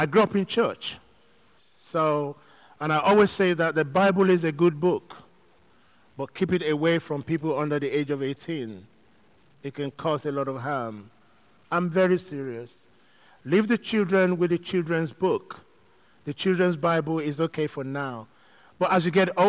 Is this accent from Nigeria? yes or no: yes; Nigeria; also born or lived in London, United Kingdom; now in Manchester, United Kingdom; I grew up in Nigeria where going to church was a big thing